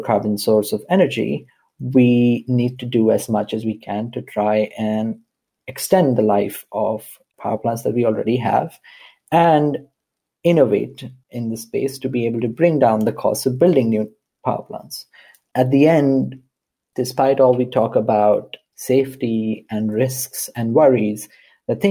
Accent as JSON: {"language": "English", "country": "India", "tie": "born or raised there", "said": "I grew up in India"}